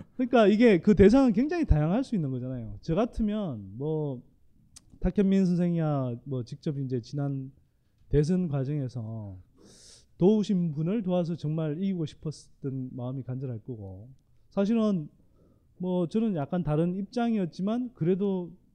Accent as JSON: {"language": "Korean", "town": "Gyeongsan", "region": "North Gyeongsang", "country": "South Korea", "tie": "born or raised there", "said": "저는 뭐 경북 경산의 시골 마을에서 자랐습니다"}